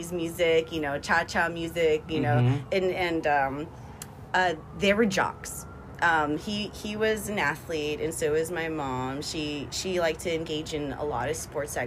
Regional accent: West Covina, California, United States; also born or lived in Montebello, California; But I was actually raised in West Covina.

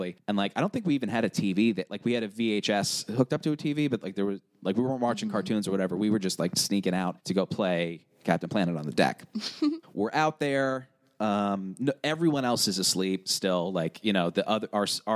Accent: Long Island, New York, United States; moved away as an adult; now in Philadelphia, United States; We are from Long Island, so we are very much a trashy beach people

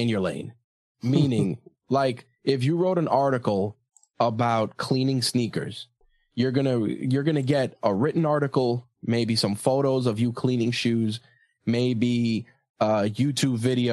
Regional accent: New York, United States; I'm from New York

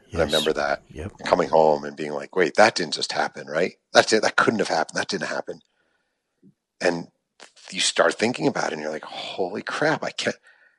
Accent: East Coast, United States; I'm a guy from the East Coast like you.

